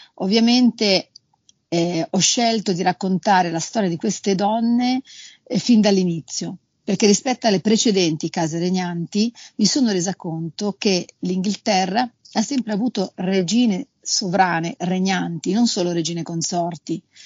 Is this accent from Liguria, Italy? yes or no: yes; Liguria, Italy; io sono Ligure